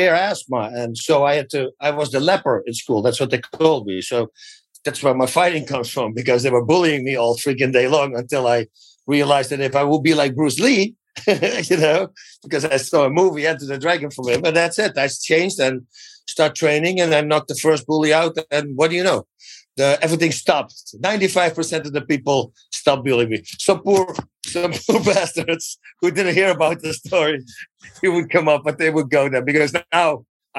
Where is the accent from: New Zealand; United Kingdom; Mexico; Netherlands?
Netherlands; English is a second language; moved away as an adult; now in United States